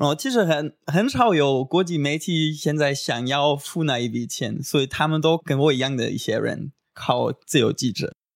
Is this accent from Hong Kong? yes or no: no; Göttingen, Lower Saxony, Germany; Chinese is a second language; moved away as an adult; also born or lived in China; now in Taiwan; 我来自德国的一个很美丽的小城市，叫戈廷根。然后我已经大概五年都学了中文，我之前就在中国待过一年当交换学生。然后我现在在台湾，对，快一年了